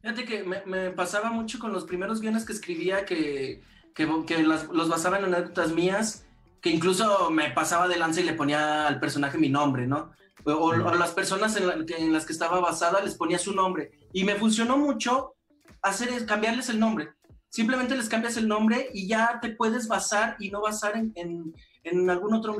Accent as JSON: {"language": "Spanish", "region": "Aguascalientes", "country": "Mexico", "said": "somos de Aguascalientes"}